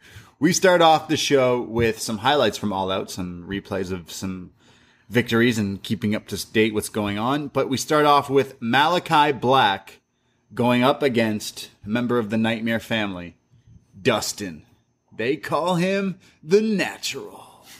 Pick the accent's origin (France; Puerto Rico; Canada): Canada; I'm a Canadian. You can't... Some Americans are laughing at us right now.